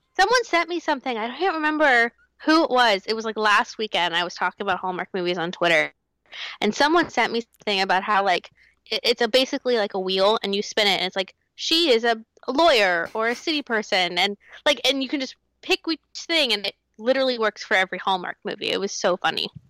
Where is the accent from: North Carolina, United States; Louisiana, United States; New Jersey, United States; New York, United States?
North Carolina, United States; I grew up in North Carolina